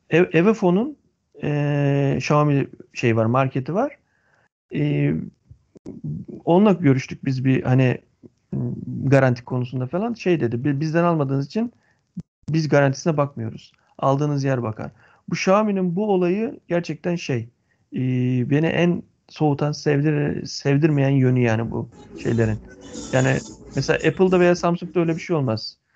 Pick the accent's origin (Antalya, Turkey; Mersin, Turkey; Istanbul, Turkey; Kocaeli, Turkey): Antalya, Turkey; Bizimki bir Antalyalı olarak